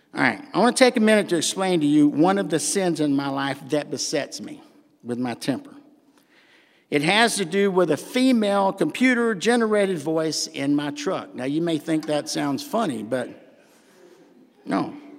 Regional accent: the South, United States; accent: southern; my southern accent

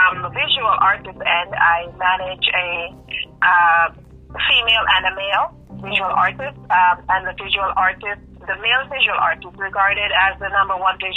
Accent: Florida, United States; I was born and raised in Florida.

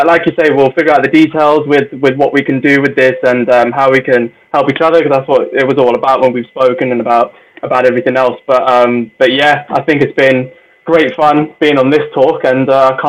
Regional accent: India; I mean, I'm Indian. We like fair prices.

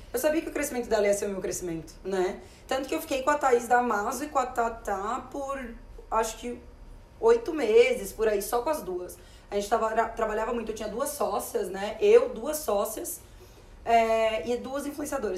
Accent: Florianópolis, Santa Catarina, Brazil; a gente é de Florianópolis

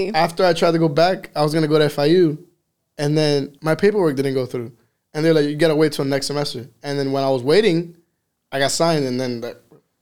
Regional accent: Miami, Florida, United States; accent: Miami; I was born here in Miami in Jackson Hospital

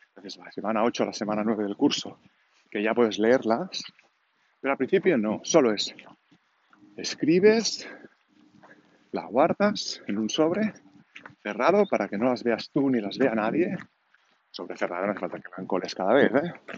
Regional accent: Catalonia, Spain; accent: Catalan; first language Catalan; Spanish is a second language; Yo, como habréis notado seguramente por el acento, soy catalán

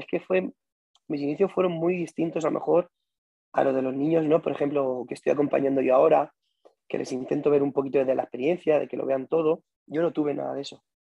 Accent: Albacete, Castilla-La Mancha, Spain; yo soy de Albacete y como en Albacete no había un sitio donde pudiésemos bailar, practicábamos solo en la calle

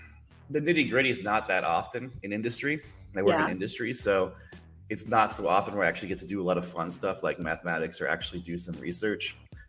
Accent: Arizona, United States; moved away as an adult; also born or lived in Los Angeles, California; now in Austria; I grew up in the West Coast. I grew up in Arizona. I was actually born in Los Angeles, California.

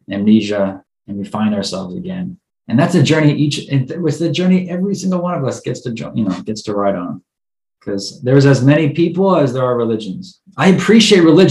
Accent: United States; as an American

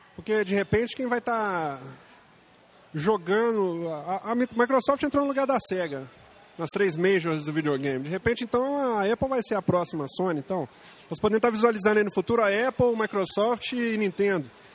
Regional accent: Brazil; nós somos brasileiros

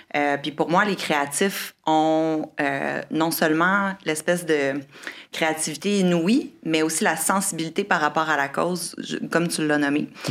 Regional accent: Quebec City, Quebec, Canada; moved away as an adult; also born or lived in Australia / Caribbean / Costa Rica / Honduras; j'ai grandi à Québec

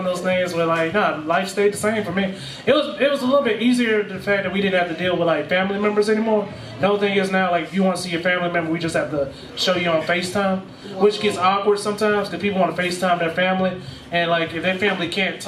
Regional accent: Winnsboro, South Carolina, United States; I grew up in Winsboro

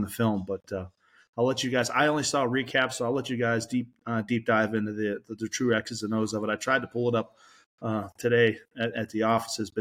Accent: Pennsylvania, United States; moved away as an adult; also born or lived in Youngstown, Ohio; now in Las Vegas, United States; I grew up in Pennsylvania

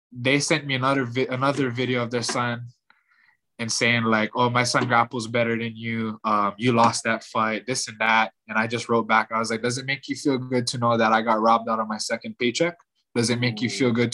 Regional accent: Hawaii, United States; I'm from Hawaii

